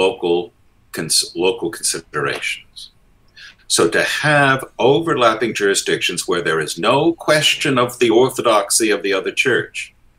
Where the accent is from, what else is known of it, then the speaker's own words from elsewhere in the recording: United States; moved away; also born or lived in England; I'm an Episcopalian, I'm an American